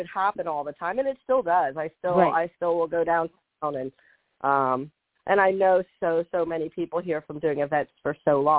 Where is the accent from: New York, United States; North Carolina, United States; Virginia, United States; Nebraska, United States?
Virginia, United States; Washington, D.C. area, Northern; moved away as an adult; now in Charleston, United States; I'm from the Northern Virginia, Washington, D.C. area. So I'm from Virginia like Lori.